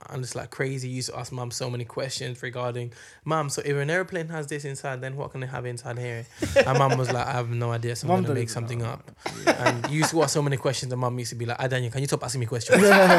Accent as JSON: {"language": "English", "country": "Ireland", "said": "We're Irish, man."}